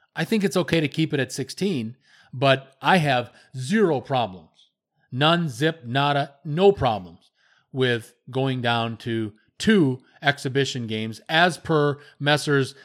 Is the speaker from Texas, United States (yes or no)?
no; Wisconsin, United States; I'm from Wisconsin